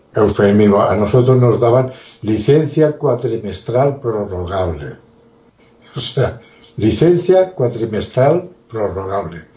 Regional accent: Spain; somos los españoles

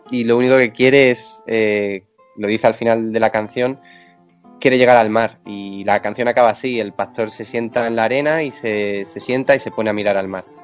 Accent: Extremadura, Spain; now in Madrid, Spain; No, no, no, yo soy de Extremadura.

